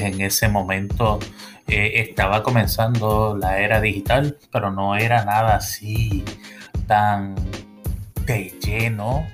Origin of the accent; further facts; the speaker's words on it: Puerto Rico; moved away as an adult; also born or lived in Miami; now in Central Florida, United States; yo vengo de una familia de Puerto Rico